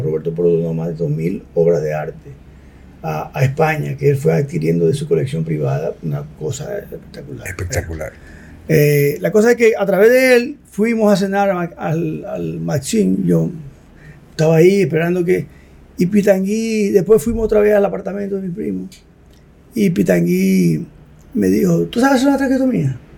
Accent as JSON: {"language": "Spanish", "region": "La Vega", "country": "Dominican Republic", "tie": "born or raised there", "said": "yo nací en La Vega y yo nací entre una clínica que era de mi abuelo y las dos casas de mi abuelo y la de nosotros"}